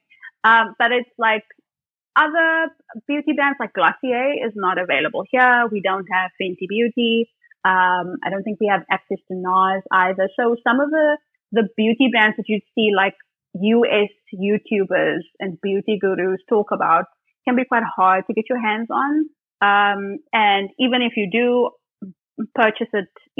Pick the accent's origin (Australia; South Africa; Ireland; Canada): South Africa; Port Elizabeth, Eastern Cape; moved away; back in Port Elizabeth, which is my hometown